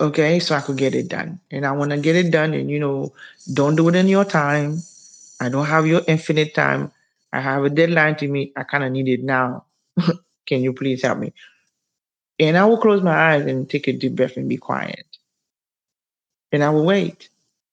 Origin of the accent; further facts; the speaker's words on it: Haiti; moved away; I'm from Haiti